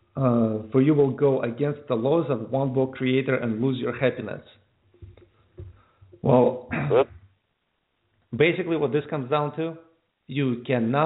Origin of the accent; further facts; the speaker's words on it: United States; also born or lived in Ukraine; I was raised in the States for the most part